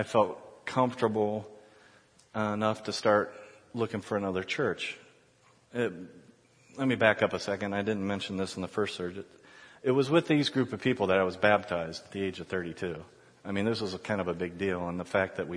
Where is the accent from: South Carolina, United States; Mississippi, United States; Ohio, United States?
Ohio, United States; Columbus; moved away as an adult; also born or lived in Chicago; My wife and I were born and raised in Columbus, but moved around a little bit